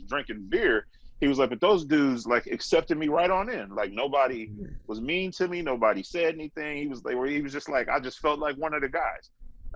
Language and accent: English; Oakland, California, United States; I was born and raised in Oakland.